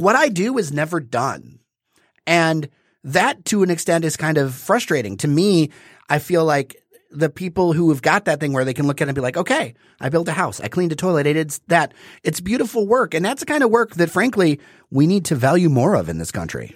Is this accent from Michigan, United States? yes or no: yes; Detroit, Michigan, United States; I'm from the East Side. I split my time between uh, the park over there and Indian Village